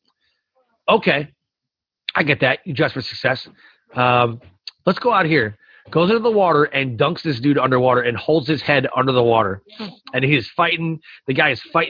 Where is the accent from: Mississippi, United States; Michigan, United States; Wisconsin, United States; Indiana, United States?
Michigan, United States; Detroit; We're both from Detroit